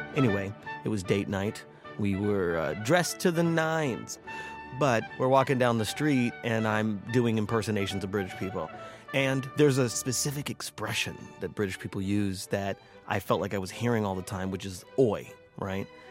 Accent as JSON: {"language": "English", "country": "United States", "said": "I am American"}